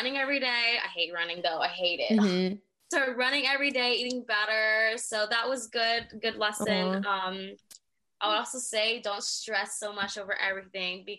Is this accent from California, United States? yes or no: yes; near San Bernardino County, Southern California, United States; I am from SoCal near San Bernardino County